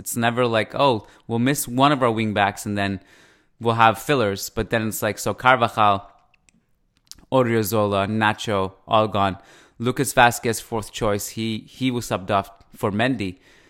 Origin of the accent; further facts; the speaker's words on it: East Coast, Canada; accent: Persian, Canadian, East Coast; this Persian, Canadian, East Coast thing. But thank you. That's the first time I've been complimented on my accent, probably.